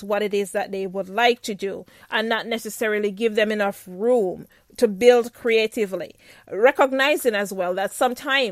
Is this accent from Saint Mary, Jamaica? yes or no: yes; Saint Mary, Jamaica; I'm from St. Mary.